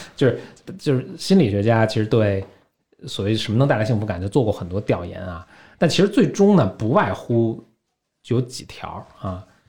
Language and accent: Chinese; Beijing, China; also born or lived in San Francisco; 我等于第一代北京人，我父母并不是